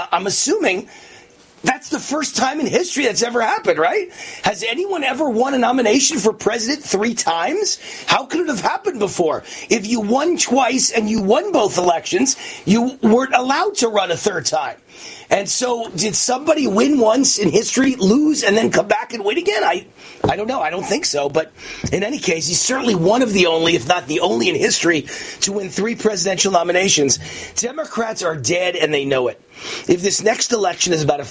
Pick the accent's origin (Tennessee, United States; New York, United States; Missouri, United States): New York, United States; New York City; moved away as an adult; I'm so embarrassed to be born and raised in New York